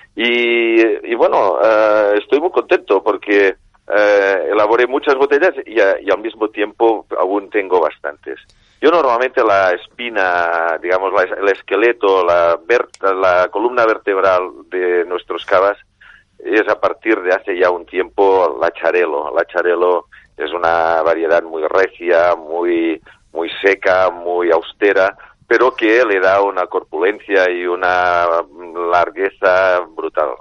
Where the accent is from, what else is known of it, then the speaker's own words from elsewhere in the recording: Catalonia, Spain; como buen catalán